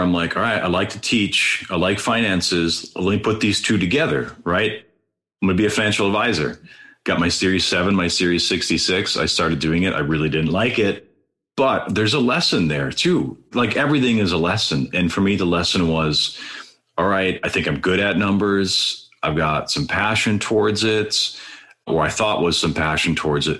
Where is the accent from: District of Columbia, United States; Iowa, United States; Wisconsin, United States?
Wisconsin, United States; also born or lived in Green Bay, Wisconsin; Green Bay, where I grew up, that was just an hour, 15 minute drive straight north from my hometown